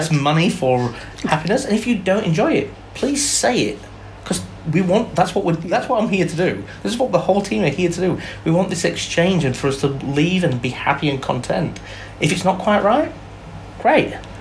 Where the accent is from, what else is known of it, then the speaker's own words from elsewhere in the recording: England, United Kingdom; moved away as an adult; now in Melbourne, Australia; I'm English born. I've been here. F- I came out to Australia when I was twenty